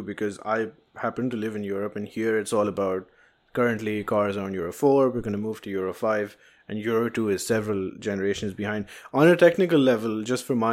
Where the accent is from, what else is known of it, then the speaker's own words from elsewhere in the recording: Karachi, Sindh, Pakistan; In Karachi, I'm from Karachi, and in Karachi we have those insane buses